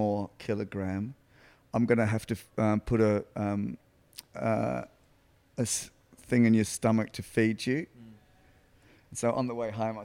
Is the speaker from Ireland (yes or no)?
no; Adelaide, South Australia, Australia; born or raised there; also born or lived in London